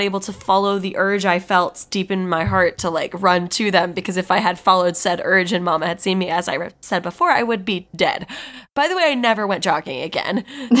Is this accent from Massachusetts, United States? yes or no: no; Virginia, United States; moved away; I'm from Virginia. I'm from a pretty rural, like specifically my house is in a pretty rural part of Virginia, like kind of where a bunch of farms are. Yeah, we live in a field.